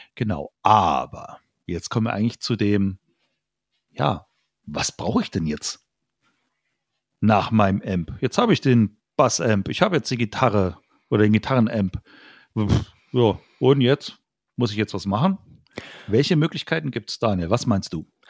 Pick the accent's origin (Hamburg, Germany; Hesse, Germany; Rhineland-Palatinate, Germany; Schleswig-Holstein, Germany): Rhineland-Palatinate, Germany; Idar-Oberstein; in so einem Jugendraum hier äh, bei uns in Ida Oberstein gespielt